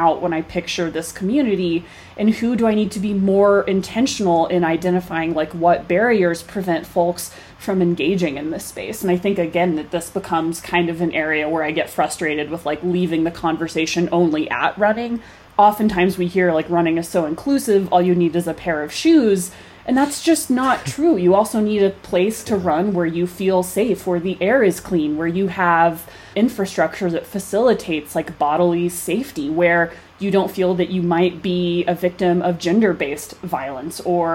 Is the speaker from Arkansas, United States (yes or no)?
yes; Fayetteville, Arkansas, United States; moved away as an adult; now in Colorado, United States; growing up in Fayetteville, track capital of the world, going to Razorback track meets